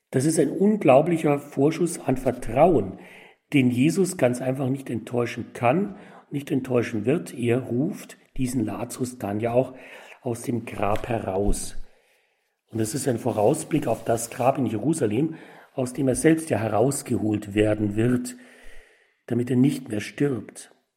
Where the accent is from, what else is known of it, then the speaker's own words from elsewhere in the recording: Tutzing, Bavaria, Germany; In meiner Heimatgemeinde in Tutzing